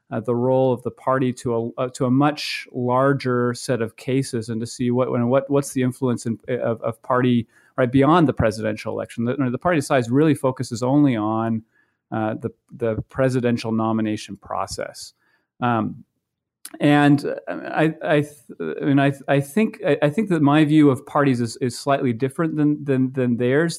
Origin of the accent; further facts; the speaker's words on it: Maine, United States; now in Iowa, United States; I grew up in Maine